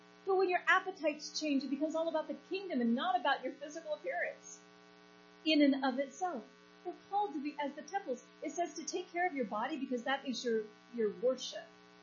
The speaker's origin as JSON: {"language": "English", "country": "United States"}